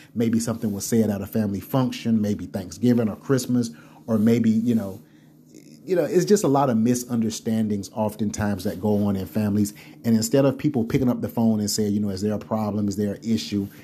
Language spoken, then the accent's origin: English; South Carolina, United States; growing up in South Carolina